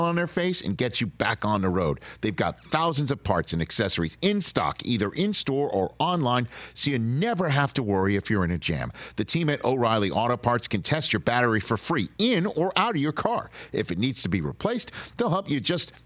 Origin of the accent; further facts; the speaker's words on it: New York, United States; my my hometown of New York